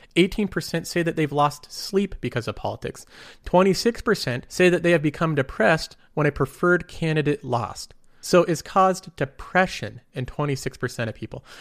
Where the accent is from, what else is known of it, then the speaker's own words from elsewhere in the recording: United States; I'm American